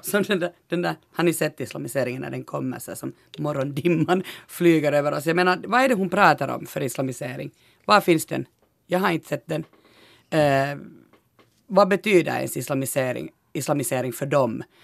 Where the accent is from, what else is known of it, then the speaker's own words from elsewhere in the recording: Eastern Uusimaa, Finland; vi är från Östnyland båda